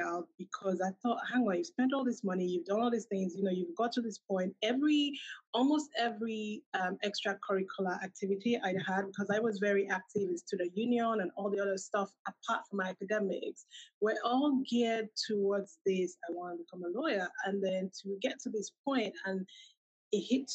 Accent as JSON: {"language": "English", "country": "Nigeria", "tie": "born or raised there", "also_born_or_lived": "United Kingdom", "moved": "as an adult", "said": "I'm originally from Nigeria."}